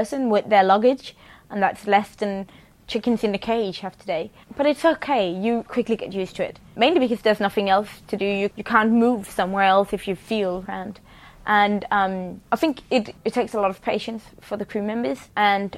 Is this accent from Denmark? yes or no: yes; Copenhagen, Capital Region of Denmark, Denmark; I'm crewman on the Sea Stallion, and I'm from Copenhagen, Denmark